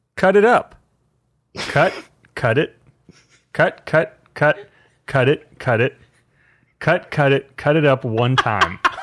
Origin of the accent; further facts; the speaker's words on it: Fort Worth, Texas, United States; I grew up in Fort Worth, Texas.